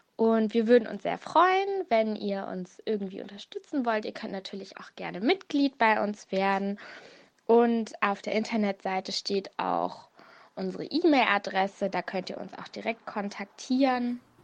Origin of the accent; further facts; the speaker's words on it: Hanover, Lower Saxony, Germany; moved away as an adult; now in Mönchengladbach, Germany; Ich komme eigentlich aus Hannover